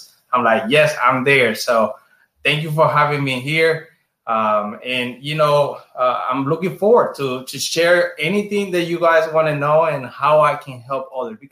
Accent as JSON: {"language": "English", "town": "San Germán", "country": "Puerto Rico", "tie": "born or raised there", "also_born_or_lived": "Chicago, United States", "second_language": "English", "moved": "as an adult", "lives_now": "Orlando, United States", "said": "I'm from San Germán"}